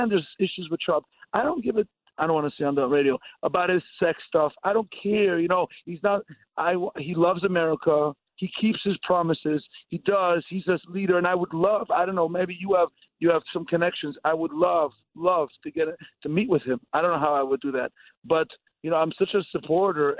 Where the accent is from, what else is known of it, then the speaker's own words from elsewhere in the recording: Los Angeles, California, United States; accent: Israeli; also born or lived in Israel / Cleveland; now in Long Island, United States; I was born in L.A. all my life. I lived in L.A.